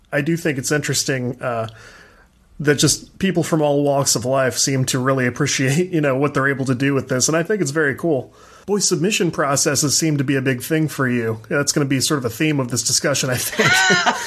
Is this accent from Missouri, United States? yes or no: yes; St. Louis, Missouri, United States; I'm from the States. I'm from the St. Louis area down here